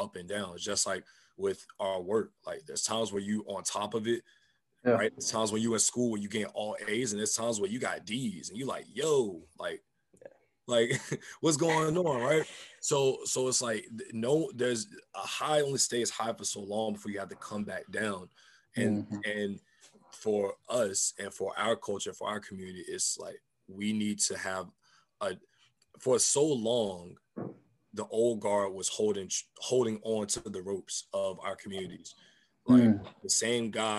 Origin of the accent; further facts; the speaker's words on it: United States; I'm African American. We're rooted here